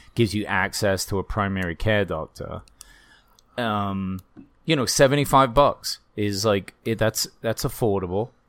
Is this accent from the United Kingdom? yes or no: yes; United Kingdom; moved away; I'm a British person